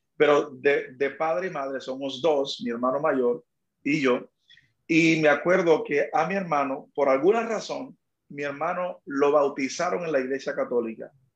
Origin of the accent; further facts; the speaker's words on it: Magua, Dominican Republic; also born or lived in Sabana de la Mar, Dominican Republic; now in San Juan, Puerto Rico; Yo nací en una, en una ciudad llamada Sabana de la Mar, fue mi lugar de nacimiento, pero donde solamente nací allí una noche y al otro día me llevaron al campo donde me crié, se llama Magua, en el este de la República Dominicana.